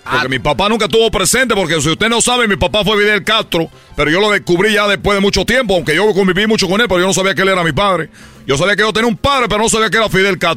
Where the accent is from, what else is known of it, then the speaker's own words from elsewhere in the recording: Cuba; Quiero platicarles que yo soy de Cuba. Porque en Cuba jugamos la pelota, así nos dicen los peloteros.